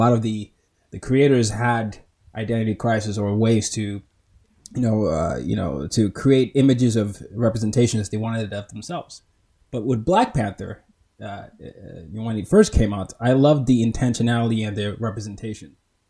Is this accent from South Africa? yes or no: no; Nigeria; So for those that don't know, I'm Nigerian. I was born in Nigeria and I'm from Nigeria